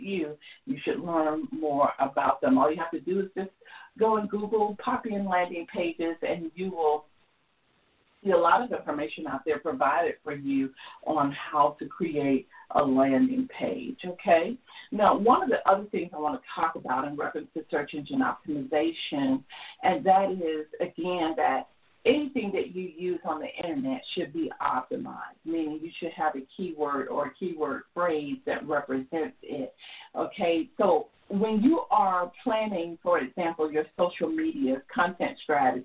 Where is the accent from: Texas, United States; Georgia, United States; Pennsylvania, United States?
Georgia, United States; I'm from Georgia